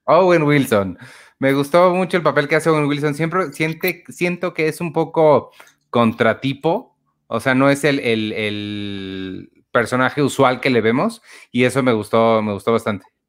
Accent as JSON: {"language": "Spanish", "country": "Mexico", "tie": "born or raised there", "said": "nosotros somos mexicanos, mexicanos? O sea, 100% mexicanos que vivimos aquí, crecimos aquí."}